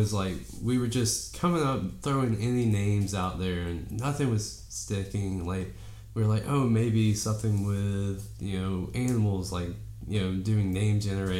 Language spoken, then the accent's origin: English; Dade County, Georgia, United States; moved away as an adult; also born or lived in Dahlonega, Georgia; I'm from Dade County, Georgia, which most people, if they don't know, is right below Chattanooga, Tennessee, where the northwest corner of the state. I came to college here in Dahlonega